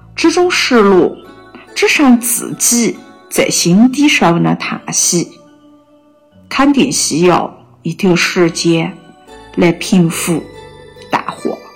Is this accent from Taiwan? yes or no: no; Kunming, Yunnan, China; accent: Kunming dialect; 在我们方言上，“南国”意思是有些男士呢 gender 啊